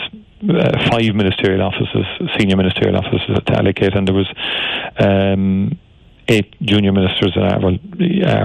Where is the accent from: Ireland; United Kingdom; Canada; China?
Ireland; Cork, Munster; as children growing up in Turner's Cross